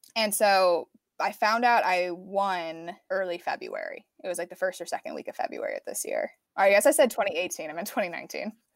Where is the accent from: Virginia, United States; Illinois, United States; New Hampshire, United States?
Illinois, United States; Chicago suburbs; moved away as an adult; now in Los Angeles, United States; I'm from the Chicago suburbs, and I went to Northwestern for film